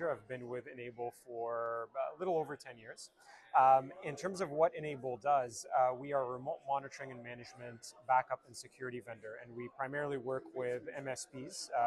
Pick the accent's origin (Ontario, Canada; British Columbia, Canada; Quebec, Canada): Ontario, Canada; Ottawa; moved away as an adult; now in Sydney, Australia; So I was in Ottawa and then came over to Sydney